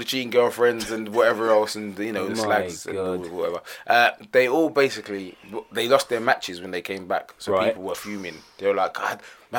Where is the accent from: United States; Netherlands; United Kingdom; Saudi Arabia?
United Kingdom; But this does not show you or give you an indication of our overall mentality as British people.